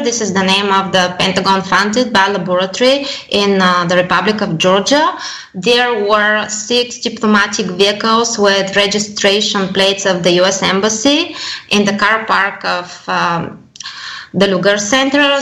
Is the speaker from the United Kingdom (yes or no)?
no; Bulgaria; I come from Bulgaria